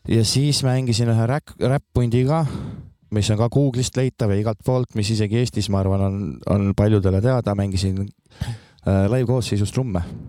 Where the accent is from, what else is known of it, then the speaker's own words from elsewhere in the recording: Maardu, Harju County, Estonia; moved away as an adult; also born or lived in Viljandi / Tallinn / Võru; olen selles mõttes pärit sellisest eeslinnast, Tallinna nagu eeslinnast väiksemast ja Laagest. no Maardu. siis seal, seal ma kasvasin